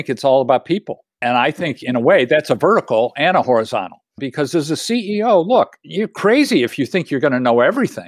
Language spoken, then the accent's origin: English; Illinois, United States; I grew up in Illinois